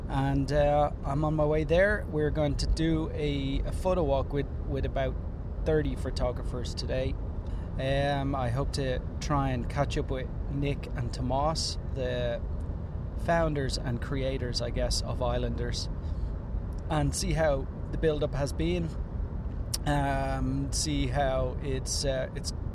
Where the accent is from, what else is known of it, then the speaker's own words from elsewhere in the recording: Ireland; I'm Irish.